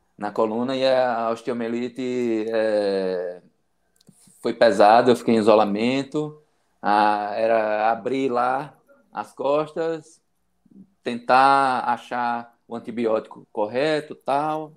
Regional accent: interior of Bahia, Brazil; also born or lived in Aracaju; Eu moro, eu sou do interior da Bahia, que fica 110 quilômetros da capital sergipana, Aracaju

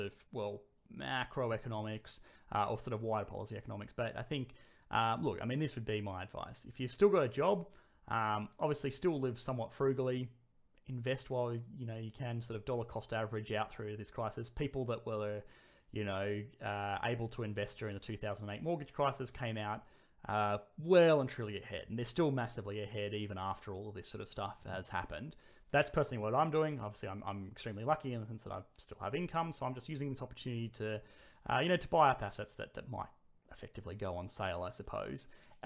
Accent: Australia; I'm Australian

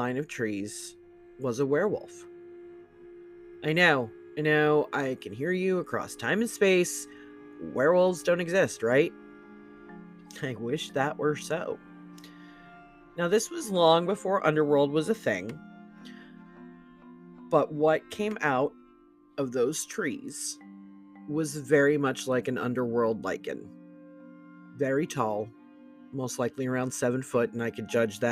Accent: Broward County, South Florida, United States; I grew up in South Florida, Broward County, to be exact.

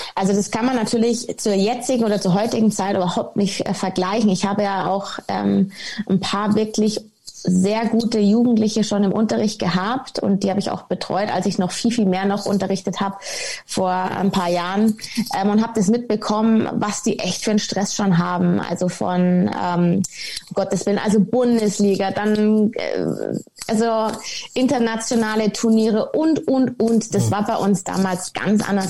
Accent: Munich, Bavaria, Germany; ich komme ursprünglich aus München, ähm, bin ein echtes Münchner Kindl

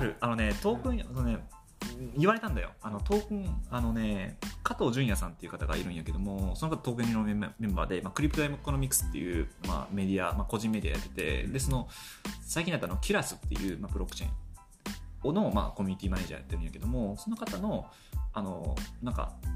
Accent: Kobe, Hyogo, Japan; 僕ね地元神戸なんですよ地元神戸で

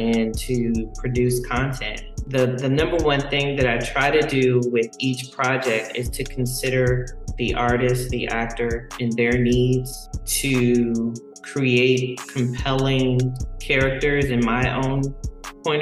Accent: Dale City, Virginia, United States; moved away; also born or lived in Washington, D.C. / Maryland; I grew up in Dell City, which is Northern Virginia, but I'll say that most of my time was spent in Washington, D.C.

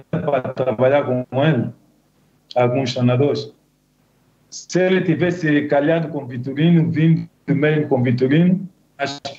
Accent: Kinshasa, DR Congo; born there; nasci lá mesmo em Kinshasa.

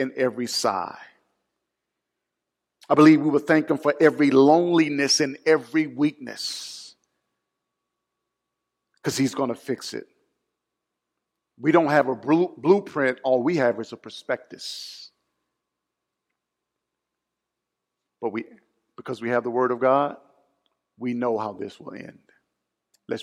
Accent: Mobile, Alabama, United States; Mardi Gras was founded in my hometown

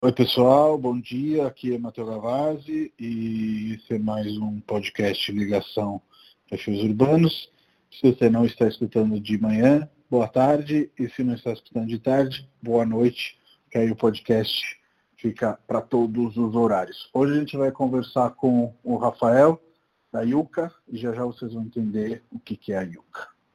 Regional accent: Italy; now in Brazil; mas eu sou da Itália

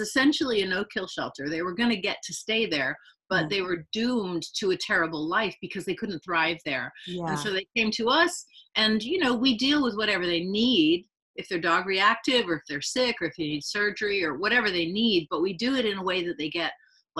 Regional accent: London, United Kingdom; I grew up in London

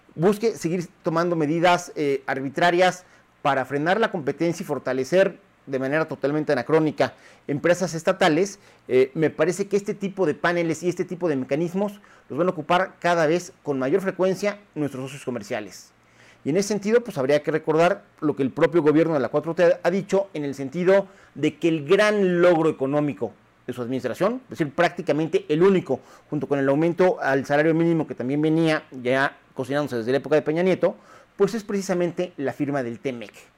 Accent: Mexico; como mexicanos

